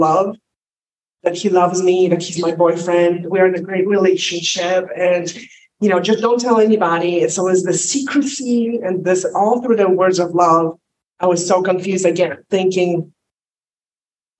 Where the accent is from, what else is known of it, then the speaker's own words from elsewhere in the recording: Poland; English is a second language; now in United States; I'm not in Poland anymore, but I did grow up in the pre-freedom, free world, communist Poland.